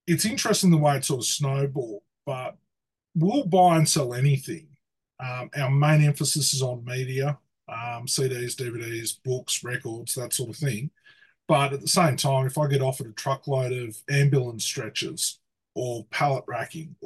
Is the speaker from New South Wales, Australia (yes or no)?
yes; hometown a couple of hours from Sydney, New South Wales, Australia; Sydney, which is a couple of hours from where I live